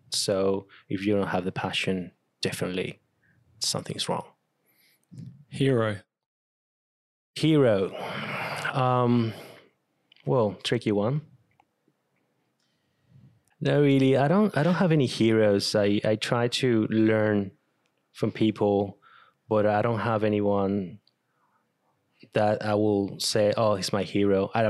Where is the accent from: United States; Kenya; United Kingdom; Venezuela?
Venezuela; first language Spanish; English is a second language; moved away as an adult; also born or lived in Brisbane, Australia / Canberra, Australia; now in Australia; Venezuela. So my I speak Spanish, and that's my main um mother language. And um, yeah, I learned English ten years ago when I moved to Australia.